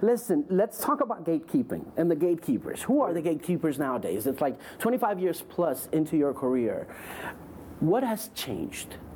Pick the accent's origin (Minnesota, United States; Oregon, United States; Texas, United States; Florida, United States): Florida, United States; South; I was brought up in South Florida